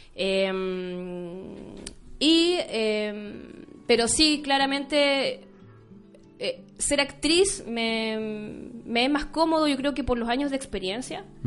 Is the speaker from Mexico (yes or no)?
no; Chuquicamata, Antofagasta, Chile; now in La Serena, Chile; Yo, yo nací en Chuquicamata